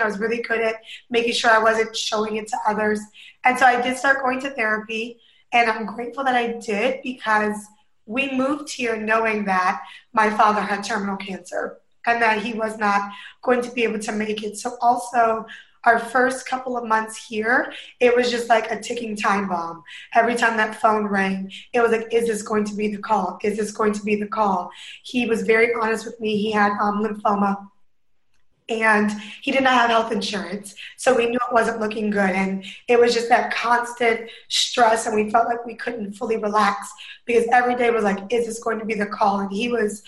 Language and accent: English; Northern Virginia, United States; moved away as an adult; now in Hawaii, United States; I grew up in Northern Virginia, went to school in Southern Virginia